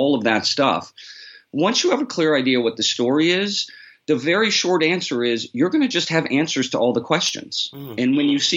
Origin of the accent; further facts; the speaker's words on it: New York City, New York, United States; I'm from New York, too, so that's where I grew up. I grew up in the city